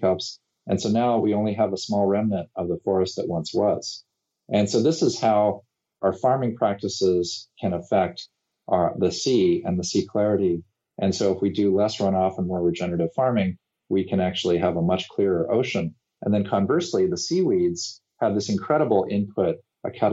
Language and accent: English; California, United States; my home state of California